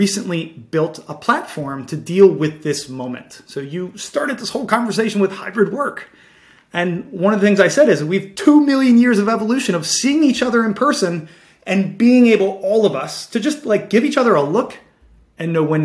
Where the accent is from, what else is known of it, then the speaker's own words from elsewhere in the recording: Baltimore, Maryland, United States; growing up in Baltimore City